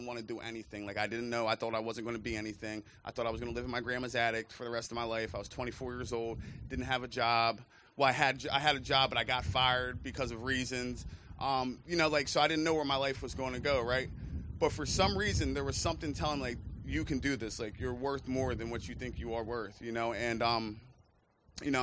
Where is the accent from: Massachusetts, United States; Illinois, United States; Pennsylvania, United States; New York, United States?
Pennsylvania, United States; Chester County; moved away as an adult; also born or lived in Bucks County, Pennsylvania; I'm originally from Chester County, PA.